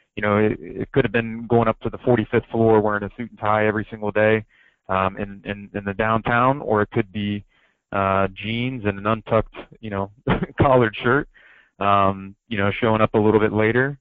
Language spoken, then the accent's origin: English; Ohio, United States; moved away; growing up in Ohio